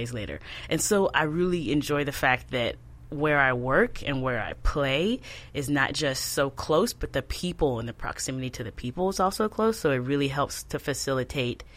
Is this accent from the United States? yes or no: yes; Dallas, Texas, United States; moved away as an adult; now in Baltimore, United States; I'm from Dallas, Texas